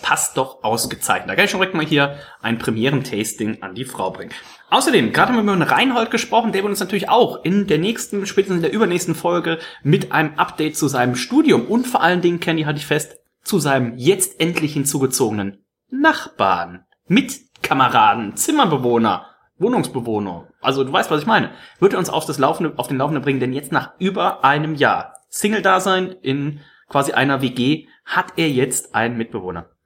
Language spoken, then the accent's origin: German; the countryside where Kölsch is drunk, North Rhine-Westphalia, Germany; now in Munich, Germany; auf'm Land, ähm, wo ich herkomme, da gibt's ja dann Kölsch